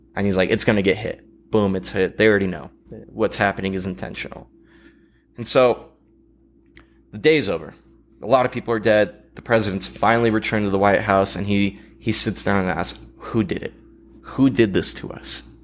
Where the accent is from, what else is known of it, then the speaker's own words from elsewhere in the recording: United States; as an American